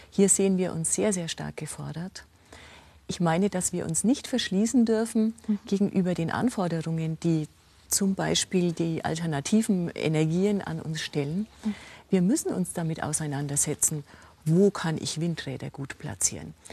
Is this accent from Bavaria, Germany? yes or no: yes; Rosenheim, Bavaria, Germany; Sehen Sie, ich komme aus Rosenheim. Wir hatten eine Landesgartenschau.